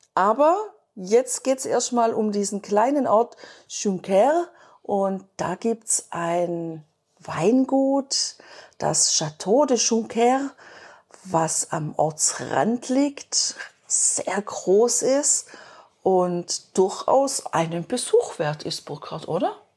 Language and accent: German; Germany; bei uns in Deutschland